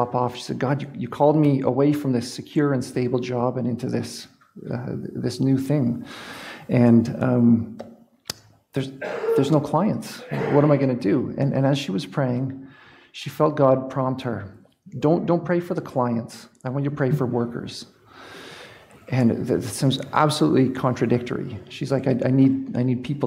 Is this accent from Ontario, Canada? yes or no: yes; Exeter, Ontario, Canada; moved away; I actually grew up in Exeter, so I'm a Huron County guy